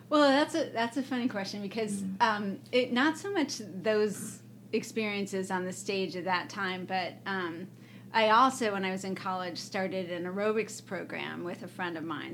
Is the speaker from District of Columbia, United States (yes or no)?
no; Evanston, Illinois, United States; moved away as an adult; also born or lived in New York; I'm from Evanston, Illinois.